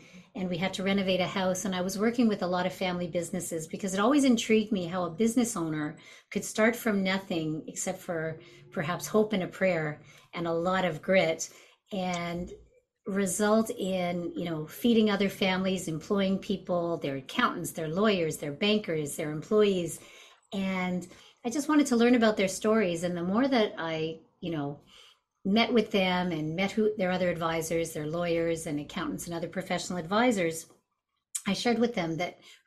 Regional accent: Montreal, Quebec, Canada; I'm originally from Montreal

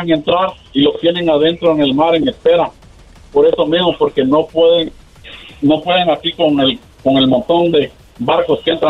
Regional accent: Guatemala; Sí, soy de Guatemala.

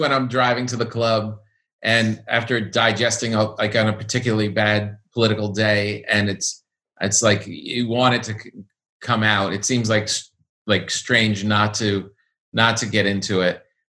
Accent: New York, United States; this is the first big national thing where I'm not involved in as a New Yorker.

